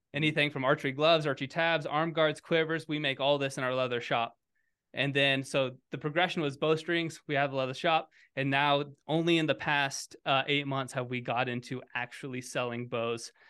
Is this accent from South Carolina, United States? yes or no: no; Kansas, United States; moved away; also born or lived in Colorado; I grew up in Kansas